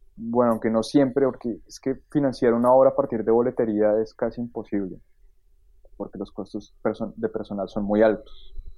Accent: Bogotá, Colombia; moved away as an adult; now in Germany; yo nací en Bogotá, em, estudié literatura en, Bogotá

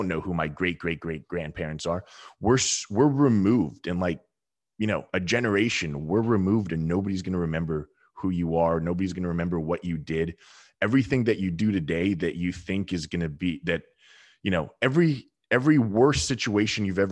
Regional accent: Southern California, United States; I grew up in Southern California and I was a surfer dude

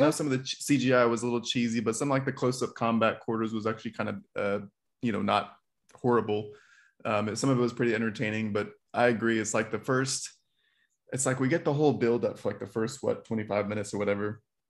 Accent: Texas, United States; It's right, my Texan

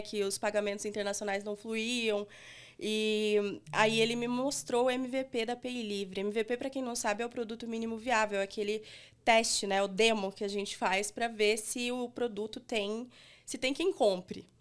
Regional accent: Brazil; a gente, sendo brasileiro, fazendo é, algo para usuários brasileiros

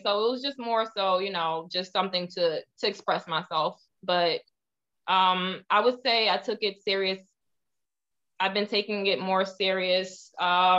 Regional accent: New Jersey, United States; also born or lived in Ohio; I was born in Ohio, raised in New Jersey for most of my life.

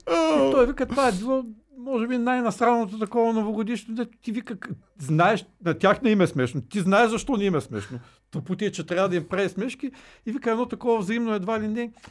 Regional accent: Bulgaria; аз слушай, като българин, аз го

